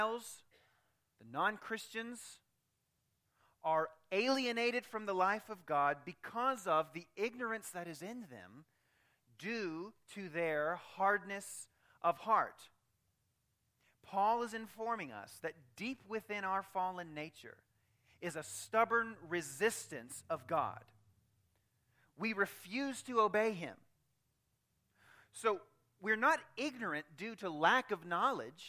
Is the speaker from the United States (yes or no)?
yes; United States; I'm proud to be an American